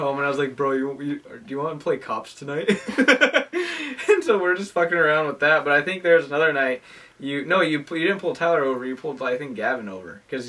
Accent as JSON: {"language": "English", "country": "Dominican Republic", "said": "I'm from the Dominican."}